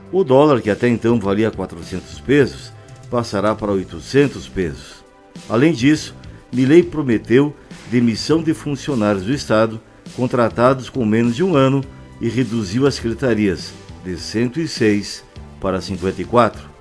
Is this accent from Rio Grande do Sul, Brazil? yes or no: yes; Rio Grande do Sul, Brazil; Sou gaúcho e lembro-me bem quando os argentinos tinham uma economia rica e invadiam o Brasil no período de férias.